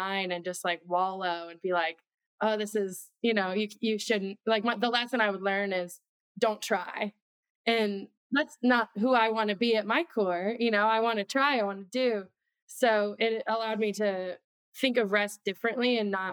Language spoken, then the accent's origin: English; Midwest, United States; moved away; I'm from the Midwest.